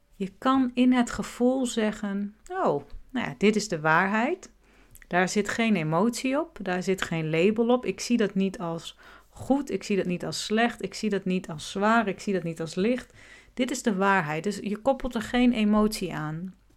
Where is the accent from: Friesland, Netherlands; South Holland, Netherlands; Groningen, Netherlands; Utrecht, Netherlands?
Groningen, Netherlands; Ik ben in Groningen geboren